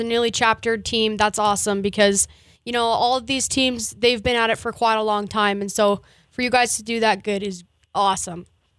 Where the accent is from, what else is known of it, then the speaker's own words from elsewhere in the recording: Jordan, Montana, United States; A couple of kids I get to talk to are from my hometown of Jordan, Montana.